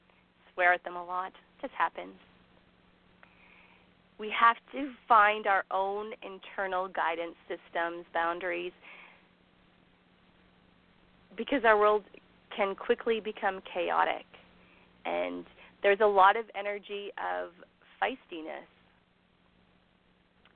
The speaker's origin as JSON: {"language": "English", "country": "Canada", "said": "I'm Canadian"}